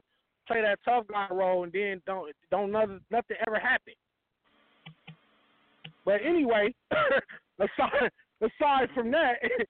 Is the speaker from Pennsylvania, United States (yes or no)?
yes; Pennsylvania, United States; Nigga, I'm from Pennsylvania.